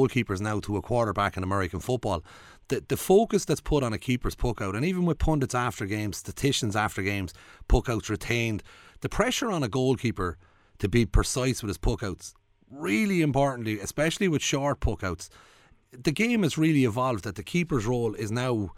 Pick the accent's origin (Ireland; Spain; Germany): Ireland; Westmeath; I'm actually from neither county. I'm from Westmeath